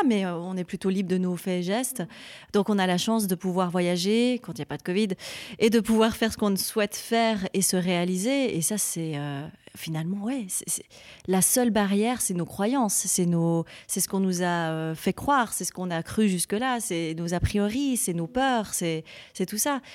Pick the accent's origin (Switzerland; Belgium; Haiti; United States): Switzerland; French-speaking Switzerland, Romandy; je suis Suisse romande et j'aime mon pays